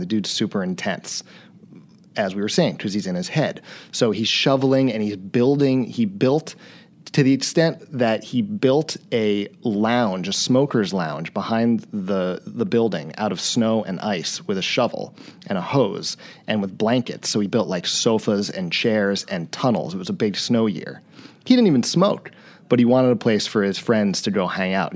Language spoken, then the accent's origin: English; East Coast, United States; moved away as an adult; I grew up on the East Coast, but I, I moved to his hometown right after college